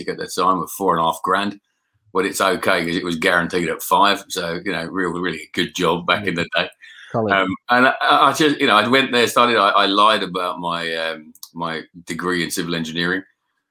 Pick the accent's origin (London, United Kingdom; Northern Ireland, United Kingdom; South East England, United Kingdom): London, United Kingdom; moved away as an adult; also born or lived in Scotland / Yorkshire; I was born in South East London.